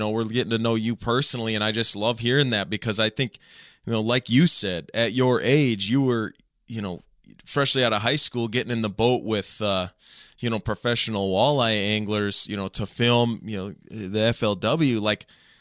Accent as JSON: {"language": "English", "region": "Minnesota", "country": "United States", "tie": "born or raised there", "moved": "yes", "lives_now": "North Dakota, United States", "said": "I grew up in Minnesota. I've lived in North Dakota now for, more than 10 years"}